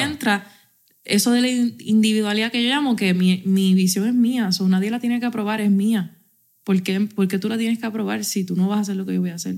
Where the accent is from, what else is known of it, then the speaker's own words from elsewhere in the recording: Puerto Rico; aquí somos boricuas y nos entendemos hablando rey y habichuela